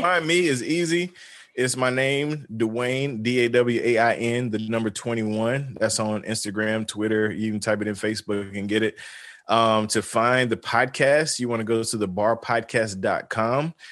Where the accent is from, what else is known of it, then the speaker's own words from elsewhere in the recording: the South, United States; I'm from the South